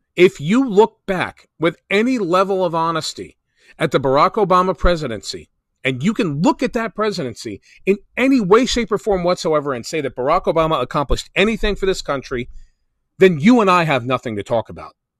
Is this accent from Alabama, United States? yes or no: no; New Jersey, United States; my home state of New Jersey